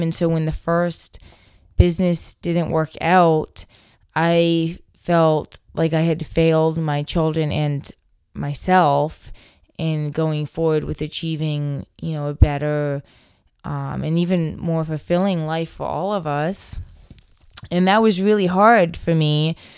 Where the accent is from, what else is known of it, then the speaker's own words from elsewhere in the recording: Delaware, United States; moved away as an adult; now in Hamilton, United States; growing up in Delaware